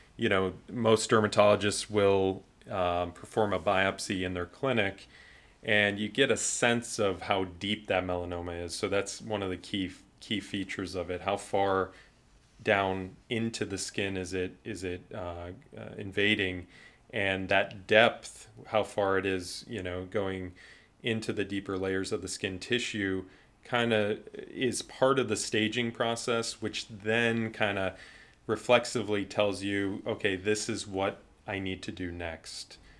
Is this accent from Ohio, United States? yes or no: yes; Cleveland, Ohio, United States; I'm from Cleveland